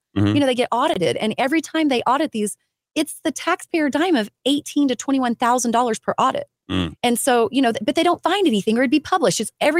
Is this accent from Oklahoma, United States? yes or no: yes; Cushing, Oklahoma, United States; born there; I was born in Cushing, Oklahoma. My dad was a oil field worker. So I grew up on the pipeline and I was born in Cushing, Oklahoma.